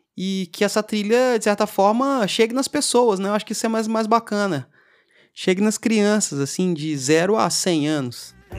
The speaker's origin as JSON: {"language": "Portuguese", "town": "Tiradentes", "region": "Minas Gerais", "country": "Brazil", "moved": "as an adult", "lives_now": "Belo Horizonte, Brazil", "said": "Eu sou de Tiradentes, sou do interior de Minas. E eu cheguei aqui em Belo Horizonte é, por volta de 2008, 2009 para morar"}